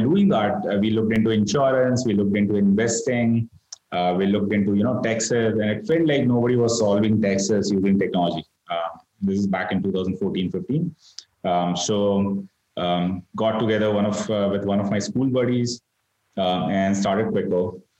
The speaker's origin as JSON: {"language": "English", "town": "Ahmedabad", "region": "Gujarat", "country": "India", "tie": "born or raised there", "moved": "as an adult", "said": "Started out of Ahmedabad, which is my hometown"}